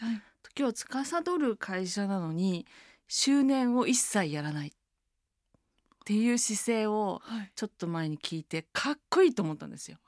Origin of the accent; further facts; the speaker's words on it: Taito, Tokyo, Japan; also born or lived in France; 私台東区出身なんですけど